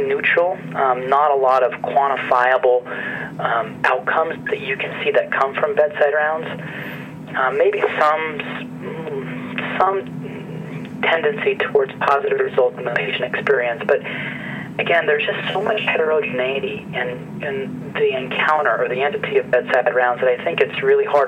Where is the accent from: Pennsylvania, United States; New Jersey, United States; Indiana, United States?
Pennsylvania, United States; northeastern central; also born or lived in Boston / Pittsburgh / Hershey; I'm originally from Pennsylvania. I grew up in a very small coal mining town in, in northeastern central Pennsylvania